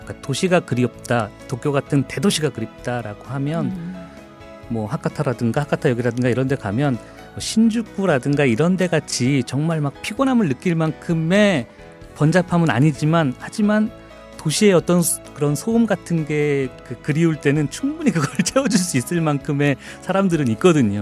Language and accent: Korean; South Korea; moved away as an adult; now in Fukuoka, Japan